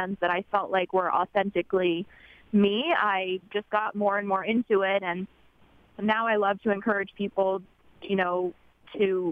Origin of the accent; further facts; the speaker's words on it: Middleburg, Virginia, United States; my house where I grew up in Middleburg, Virginia